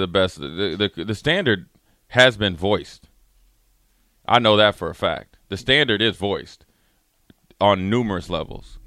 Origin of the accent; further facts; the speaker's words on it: Minnesota, United States; I'm from Minnesota